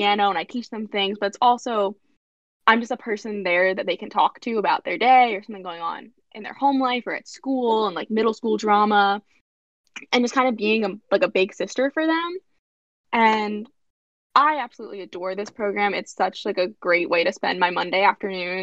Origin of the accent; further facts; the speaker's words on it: New Jersey, United States; I'm from South Jersey